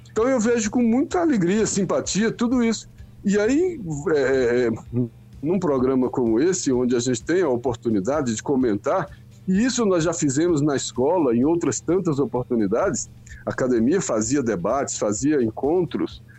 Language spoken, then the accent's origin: Portuguese; Rio Grande do Sul, Brazil; Não, eu sou do eu sou gaúcho, por isso.